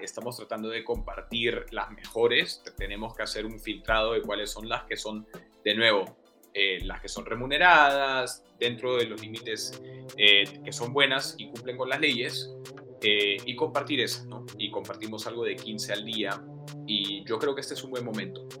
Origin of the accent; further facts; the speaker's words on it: Trujillo, La Libertad, Peru; moved away; also born or lived in Lima; yo crecí en Trujillo y bueno, estudié en Lima